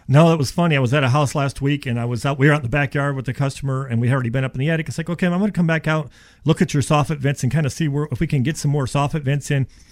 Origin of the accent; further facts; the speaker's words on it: Florida, United States; also born or lived in Ohio; I was born in Ohio, and when I was seven years old, my dad moves us to Florida.